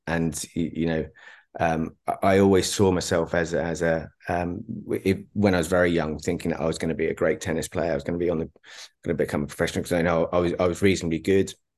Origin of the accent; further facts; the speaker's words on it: Berkhamsted, East of England, United Kingdom; moved away as an adult; also born or lived in Dubai / London; I was left in my hometown of, o-, of, of Berkhamsted